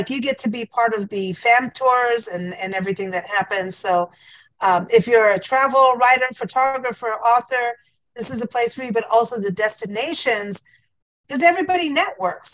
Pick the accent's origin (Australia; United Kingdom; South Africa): South Africa; moved away; you're in my home country